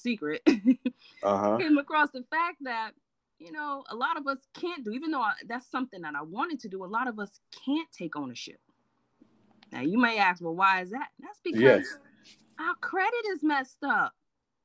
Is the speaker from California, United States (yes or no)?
no; New York City, New York, United States; accent: Brooklyn; I was born and raised in Brooklyn, New York, long time ago. Okay, you might hear the Brooklyn come out every now and then